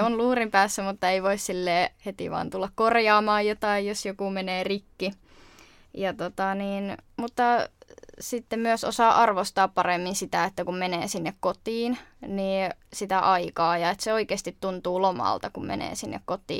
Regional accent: Jyväskylä, Central Finland, Finland; moved away as an adult; now in Turku, Finland; mä oon muuttanut tuolta Keski-Suomesta eli Jyväskylästä

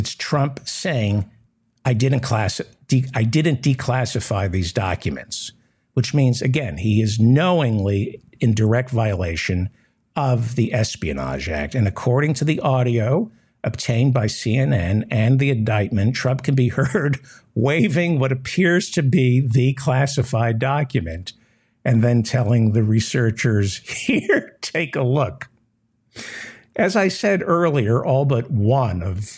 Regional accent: New York City, New York, United States; I was raised in New York City

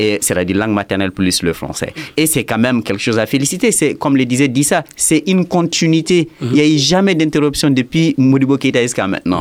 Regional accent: Douentza, Mopti, Mali; je suis de Douanza, je parle Dogon, je parle Peul

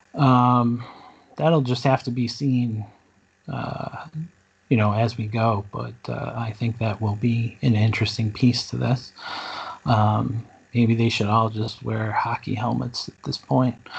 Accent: Buffalo, New York, United States; Born and bred in Buffalo, uh, just like Noah. Um, never really lived outside of Buffalo

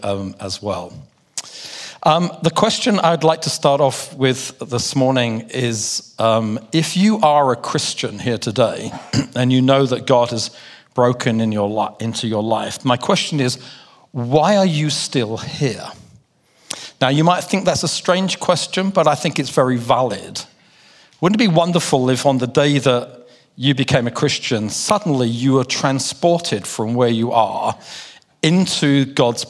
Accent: London, United Kingdom; my accent, because I do come from London in the UK

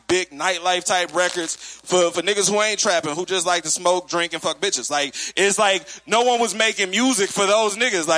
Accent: Atlanta, Georgia, United States; I'm from Atlanta

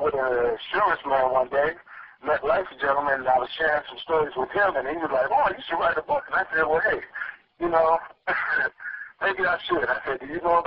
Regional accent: Chicago, Illinois, United States; growing up in Chicago on the South Side

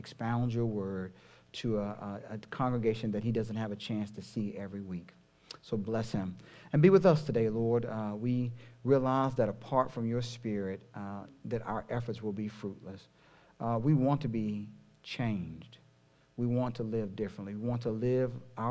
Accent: Houston, Texas, United States; a church in my hometown of Houston

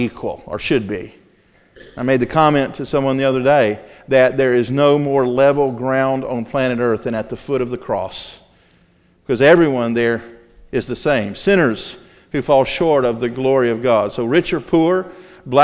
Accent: the South, United States; I grew up in Southern Baptist churches in the South

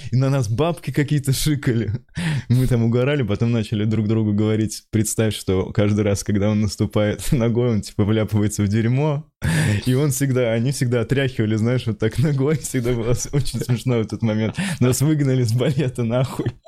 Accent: Pskov, Pskov Oblast, Russia; moved away; я из Пскова

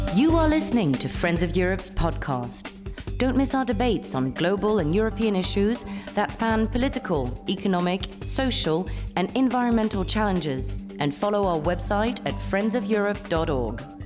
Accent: Pakistan; moved away; I was born in Pakistan

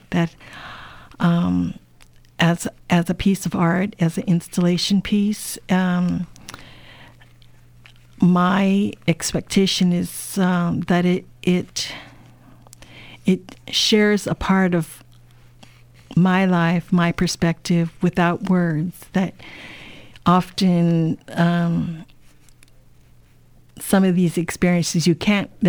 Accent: United States; so, again, being Chinese American, being from a family of immigrants, you know, these experiences are always on your mind.

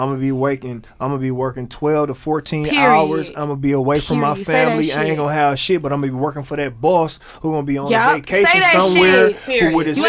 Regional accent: Milwaukee, Wisconsin, United States; I'm from Milwaukee

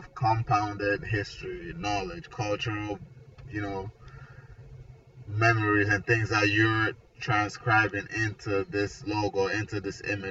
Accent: Nigeria; also born or lived in Atlanta; now in Florida, United States; originally I'm from Nigeria. I moved here

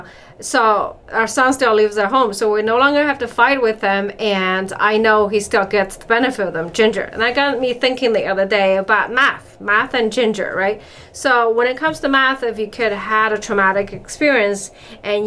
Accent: China; moved away; I grew up in China

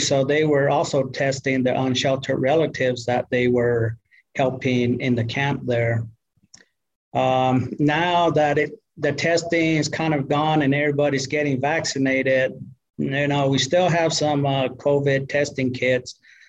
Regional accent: New Mexico, United States; also born or lived in Arizona; I'm from the Tewa side. Half of me is Tewa and the other half is Dene. So from New Mexico and Arizona.

